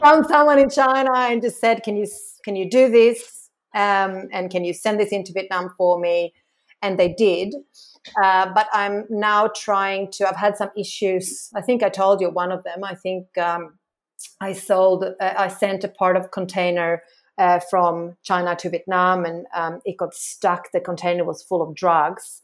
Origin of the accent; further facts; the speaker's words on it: Sweden; moved away as an adult; now in Australia; I'm from Sweden.